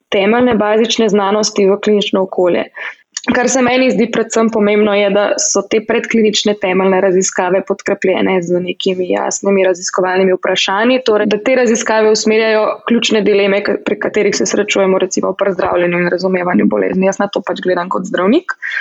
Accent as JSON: {"language": "Slovenian", "country": "Slovenia", "moved": "as an adult", "lives_now": "United States"}